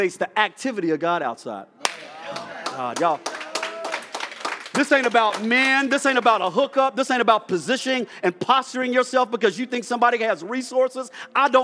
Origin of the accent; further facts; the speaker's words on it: Dallas, Texas, United States; also born or lived in Rand, West Virginia; I'm from Rand, West Virginia, which is very country and rural, but then my mom moved to South Dallas, ghetto, so I'm ghetto country